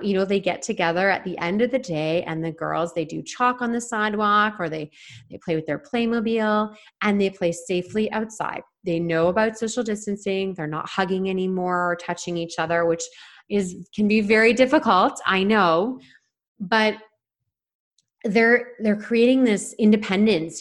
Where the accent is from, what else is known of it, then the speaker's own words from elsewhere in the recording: Toronto, Ontario, Canada; now in Vancouver Island, Canada; I'm from the Toronto area